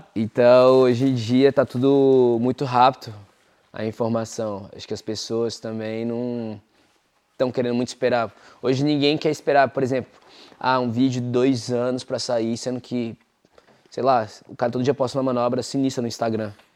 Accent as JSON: {"language": "Portuguese", "town": "Brasília", "region": "Federal District", "country": "Brazil", "moved": "as an adult", "lives_now": "United States", "said": "eu sou de Brasília"}